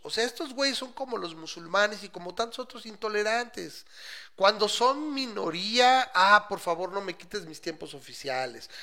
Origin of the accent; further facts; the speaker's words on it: Mexico; yo soy mexicano